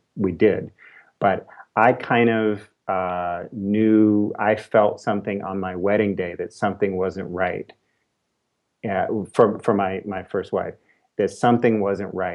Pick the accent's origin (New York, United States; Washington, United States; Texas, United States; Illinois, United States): New York, United States; New York City; moved away as an adult; now in California, United States; I'm a New Yorker, born and raised in New York City.